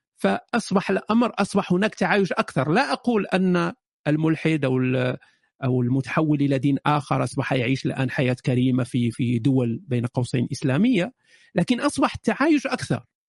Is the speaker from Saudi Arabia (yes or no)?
no; Morocco; moved away as an adult; also born or lived in Germany; أنا شاب مغربي عشت في المغرب إلى سن 18